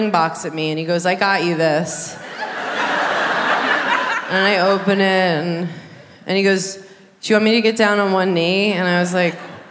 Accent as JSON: {"language": "English", "region": "New York", "country": "United States", "said": "I'm from New York."}